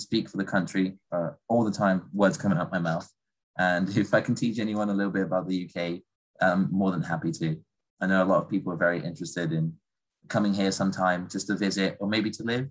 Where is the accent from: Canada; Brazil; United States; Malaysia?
Brazil; Goiânia, Goiás; now in United Kingdom; we're from Goiás together. We're both Goiânia, born and raised.